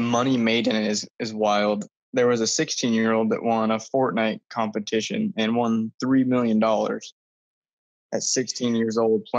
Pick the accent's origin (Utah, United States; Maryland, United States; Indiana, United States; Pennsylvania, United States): Utah, United States; born and raised in Utah. And just kind of been going to school down in St. George.